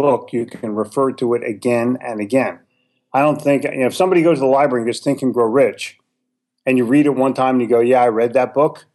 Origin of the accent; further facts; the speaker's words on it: Philadelphia, Pennsylvania, United States; also born or lived in New York City; now in Charlotte, United States; I grew up in Philadelphia